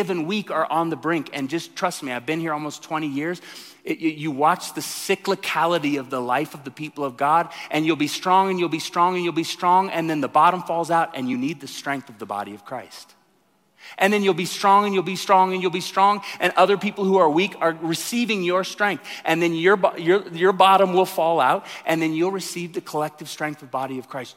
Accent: Tulsa, Oklahoma, United States; moved away; I come from Tulsa

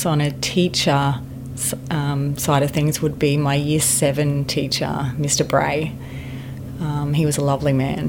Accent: Queensland, Australia; also born or lived in Geelong, Victoria; mum travelled back up to Queensland to be with her family when I was about three in a combi van.

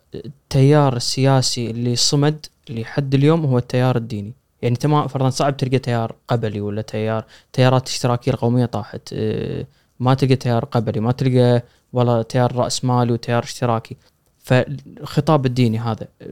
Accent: Kuwait; عندنا بالكويت الأغر

